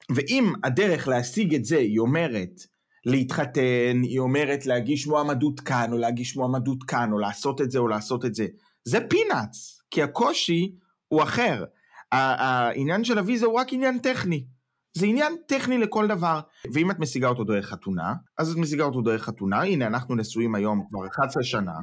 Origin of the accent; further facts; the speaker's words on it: Israel; moved away as an adult; now in Germany; אני עזבתי את ישראל, הגעתי לגרמניה